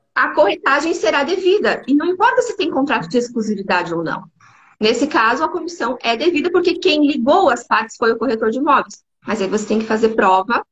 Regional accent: Paraná, Brazil; now in Santa Catarina, Brazil; eu sou natural do Paraná, mas vim para Santa Catarina, me adaptei, estou aqui.

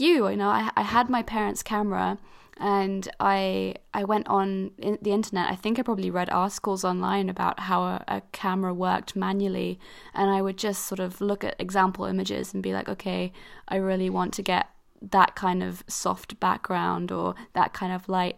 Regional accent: Switzerland; I grew up in Switzerland and, like, and especially in my kind of community, 'cause I was part of an international school

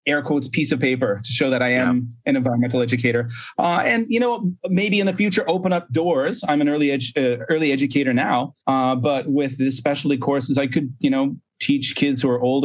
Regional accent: Canada; moved away as an adult; also born or lived in Korea / Japan; now in China; I'm a Canadian

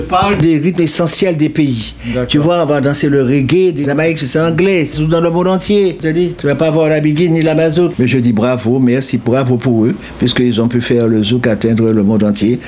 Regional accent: Martinique; moved away; also born or lived in France; Je suis martiniquaise

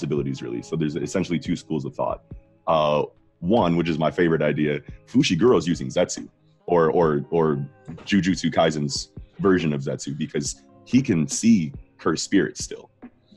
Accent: United States; We're American

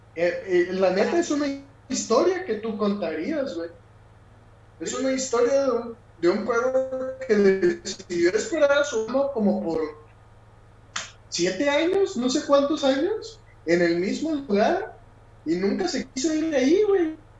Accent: Mexico; moved away; soy mexicano

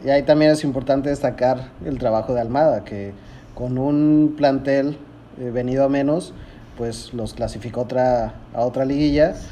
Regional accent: Puebla, Mexico; Soy poblano, este, he tenido la oportunidad de ir al estadio desde chiquito

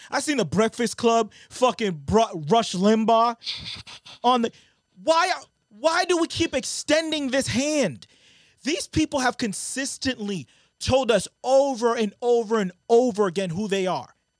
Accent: Brockton, Massachusetts, United States; I remember us growing up in Brockton

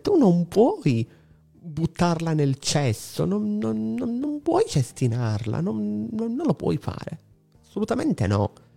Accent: Palermo, Sicily, Italy; dalle mie parti, qua a Palermo

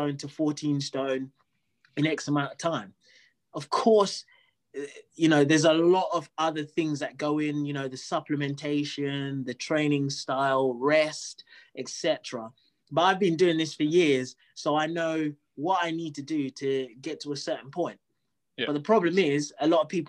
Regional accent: Zimbabwe; I'm from Zimbabwe

